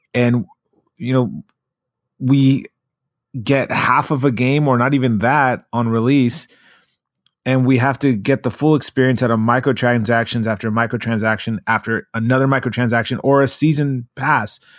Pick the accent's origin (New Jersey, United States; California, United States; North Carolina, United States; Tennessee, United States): California, United States; Long Beach; I grew up in Long Beach